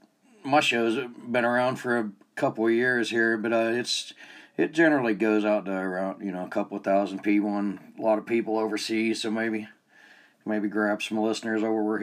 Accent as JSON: {"language": "English", "region": "Georgia", "country": "United States", "moved": "yes", "lives_now": "North Ogden, United States", "said": "I'm over here in North Ogden. I'm not from here. I'm from Georgia."}